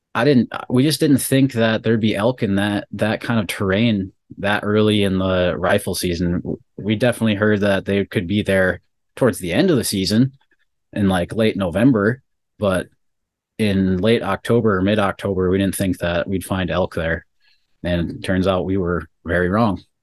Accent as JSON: {"language": "English", "town": "Bismarck", "region": "North Dakota", "country": "United States", "said": "we're from Bismarck, North Dakota"}